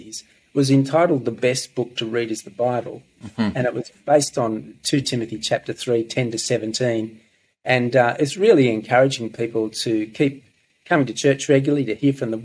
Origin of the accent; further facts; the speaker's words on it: Gunnedah, New South Wales, Australia; also born or lived in Bingara / Armidale; I was born in this diocese in Bingra, grew up in Gunnedah, then Armidale.